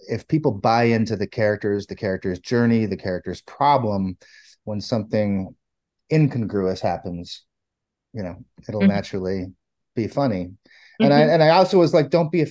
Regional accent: Niagara Falls, New York, United States; moved away; Niagara Falls, New York, I grew up

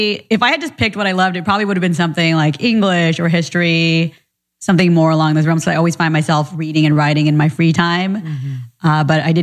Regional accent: Orange County, California, United States; also born or lived in Orlando, Florida; I was born in Florida, but grew up in Orange County in Little Saigon, not too far from here

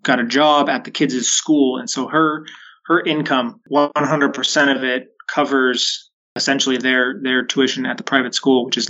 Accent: Waitsburg, Washington, United States; also born or lived in Richland, Washington / Spanaway, Washington; my hometown of Waitsburg, just north of Walla Walla

